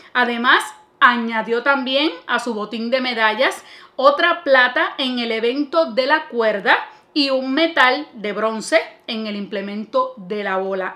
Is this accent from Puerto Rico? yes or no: yes; Puerto Rico; primero como puertorriqueña